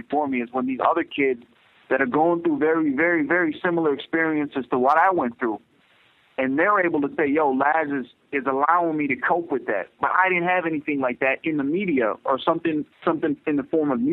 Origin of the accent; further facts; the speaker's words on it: United States; I'm a Pakistani American. I'm a Muslim, and I've had so much strain growing up in my life just because